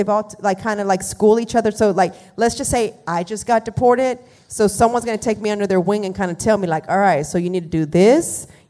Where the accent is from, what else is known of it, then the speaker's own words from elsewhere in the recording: Dallas, Texas, United States; We're from Dallas, San Antonio